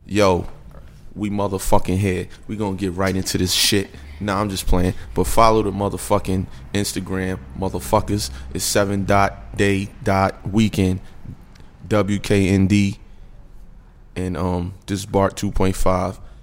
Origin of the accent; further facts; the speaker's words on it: New York, United States; now in Atlanta, United States; us from New York